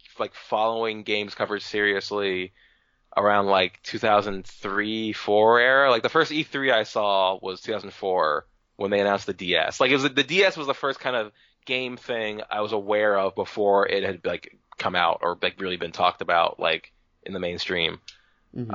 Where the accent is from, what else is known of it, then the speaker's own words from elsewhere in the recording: New Jersey, United States; moved away; I'm from New Jersey.